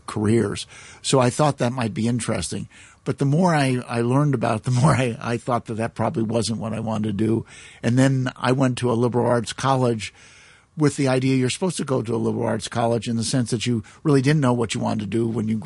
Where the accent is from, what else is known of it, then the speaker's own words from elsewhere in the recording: Galesburg, Illinois, United States; also born or lived in Chicago, Illinois; now in Hong Kong; when I was only about 4 years old, we moved another part of Illinois, the same state, a place called Galesburg